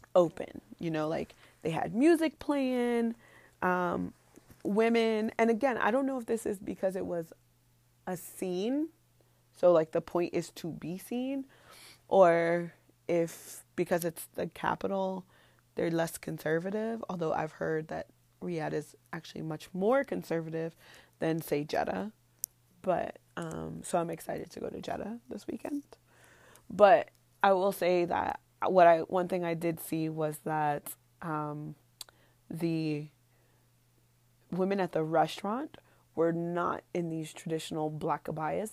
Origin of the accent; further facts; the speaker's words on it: New York, United States; moved away as an adult; now in Saudi Arabia; I'm from New York, so, like, it was really small for me